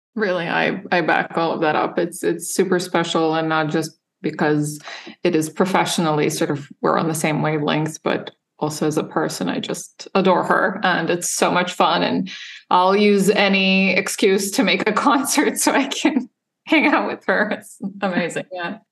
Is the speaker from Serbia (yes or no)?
yes; Serbia; moved away as an adult; also born or lived in Illinois; now in United States; I grew up in Serbia